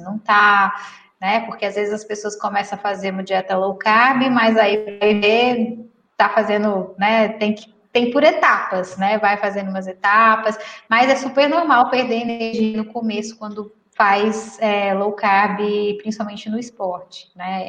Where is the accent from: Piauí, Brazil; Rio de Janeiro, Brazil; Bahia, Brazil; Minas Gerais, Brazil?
Minas Gerais, Brazil; eu sou mineira